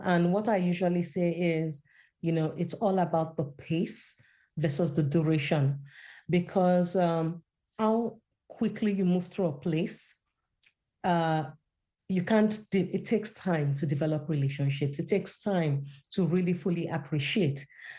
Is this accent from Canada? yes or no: no; Nigeria; My first love was actually fiction when I was a teenager growing up in Nigeria.